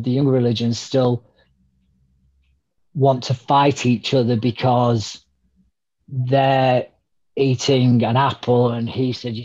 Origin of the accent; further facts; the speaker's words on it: United Kingdom; we're British